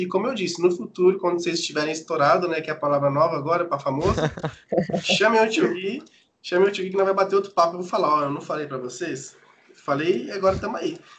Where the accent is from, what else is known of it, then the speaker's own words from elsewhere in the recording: São Paulo, Brazil; now in Japan; eu sou de São Paulo, né, mano? Então tem uma gíria paulista